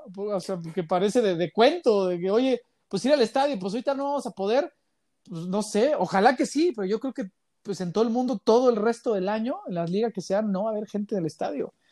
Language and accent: Spanish; Mexico City, Mexico; moved away as an adult; now in Guadalajara, Mexico; yo soy, bueno, yo soy chilango